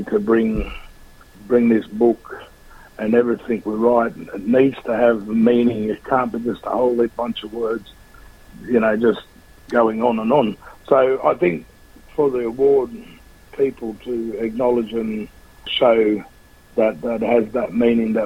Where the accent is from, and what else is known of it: Australia